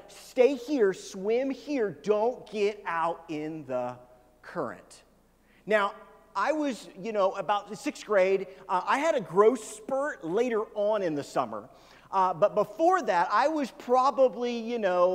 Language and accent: English; Kansas City, Missouri, United States; I grew up in Kansas City, which is on the Missouri side of Kansas City.